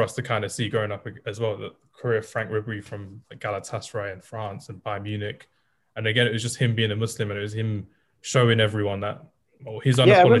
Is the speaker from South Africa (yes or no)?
no; England, United Kingdom